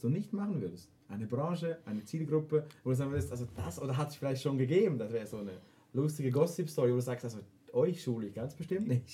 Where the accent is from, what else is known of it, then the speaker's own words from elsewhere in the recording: Switzerland; wir Schweizer